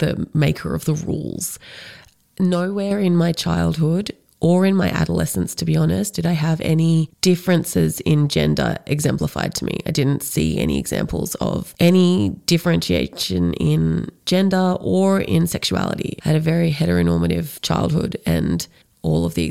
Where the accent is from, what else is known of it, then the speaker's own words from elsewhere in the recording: Canberra, Australian Capital Territory, Australia; moved away as an adult; also born or lived in Sydney, Australia; now in Central Victoria, Australia; I grew up in middle-class, white, suburban Canberra